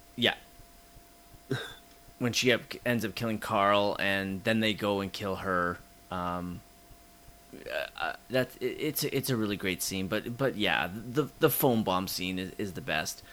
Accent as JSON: {"language": "English", "country": "Canada", "said": "we're too Canadian"}